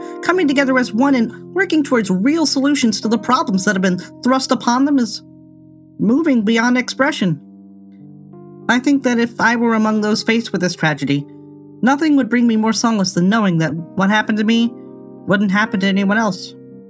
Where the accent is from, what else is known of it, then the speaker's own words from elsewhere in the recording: United States; As an American